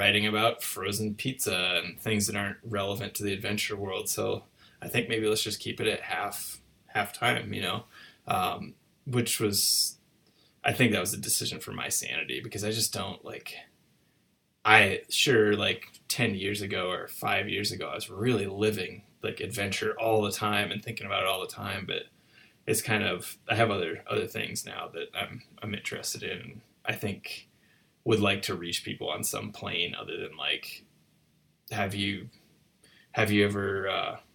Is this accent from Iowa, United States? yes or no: yes; Iowa, United States; I grew up in Iowa